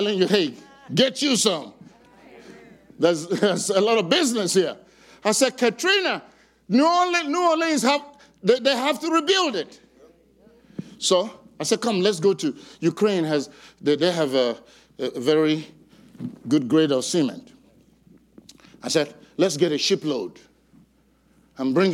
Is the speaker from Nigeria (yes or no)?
yes; Nigeria; I'm from Nigeria